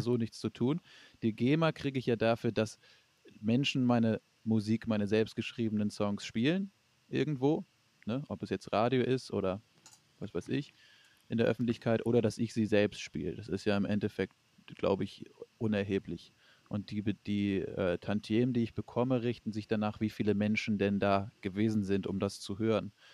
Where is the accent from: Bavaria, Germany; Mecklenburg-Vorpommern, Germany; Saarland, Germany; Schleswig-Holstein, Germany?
Schleswig-Holstein, Germany; Flensburg; now in Hamburg, Germany; Also ich komme gebürtig aus Flensburg